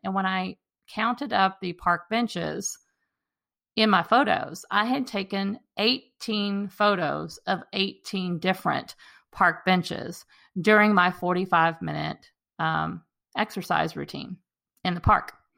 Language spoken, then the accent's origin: English; Texas, United States; the park that I walk in regularly in my hometown